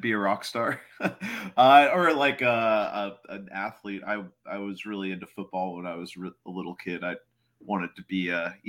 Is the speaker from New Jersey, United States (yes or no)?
no; Dallas, Texas, United States; now in New York City, United States; I'm from Dallas, Texas originally.